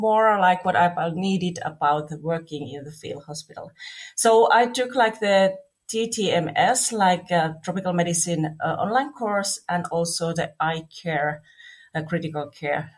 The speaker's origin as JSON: {"language": "English", "country": "Finland", "said": "I'm coming from Finland"}